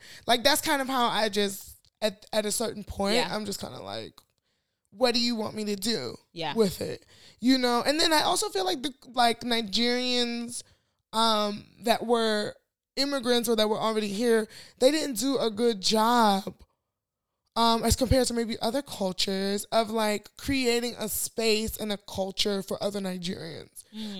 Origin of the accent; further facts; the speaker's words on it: United States; whoops, I grew up in America.